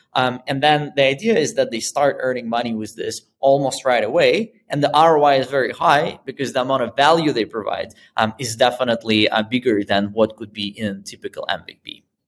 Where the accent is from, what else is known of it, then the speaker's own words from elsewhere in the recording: Moscow, Russia; moved away as an adult; also born or lived in Boston; now in Berlin, Germany; I'm originally from Moscow and that's where I started my first business